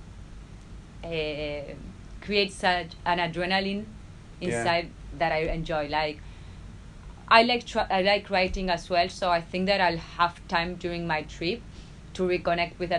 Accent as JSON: {"language": "English", "country": "Argentina", "tie": "born or raised there", "second_language": "English", "moved": "as an adult", "lives_now": "Australia", "said": "I went to an English speaking school in Argentina, so I learned English since I was 3"}